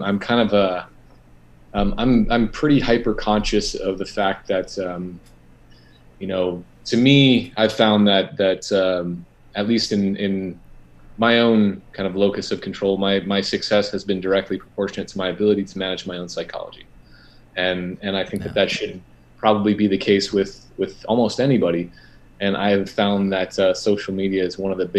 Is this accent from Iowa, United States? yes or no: yes; Iowa, United States; moved away as an adult; also born or lived in California; Born and raised in Iowa, super wholesome Midwestern upbringing